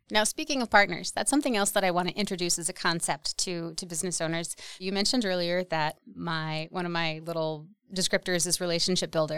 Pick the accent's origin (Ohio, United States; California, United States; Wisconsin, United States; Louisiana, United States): Wisconsin, United States; Wausau; I grew up in the Wausau area of Wisconsin